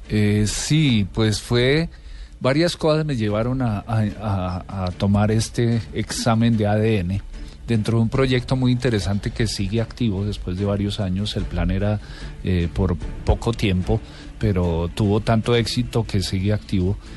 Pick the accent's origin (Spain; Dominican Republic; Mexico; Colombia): Colombia; Eh, había una cierta familiaridad, siendo yo colombiano, no teniendo aparentemente ascendencia oriental, asiática